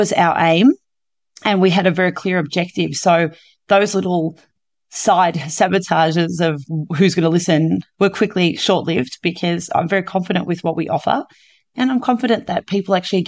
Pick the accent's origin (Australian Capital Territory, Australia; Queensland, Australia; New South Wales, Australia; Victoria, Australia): Victoria, Australia; I'm from Victoria